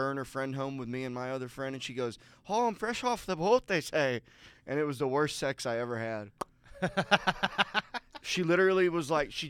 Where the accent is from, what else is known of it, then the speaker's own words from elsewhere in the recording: Arkansas, United States; now in Austin, United States; when I was growing up in Arkansas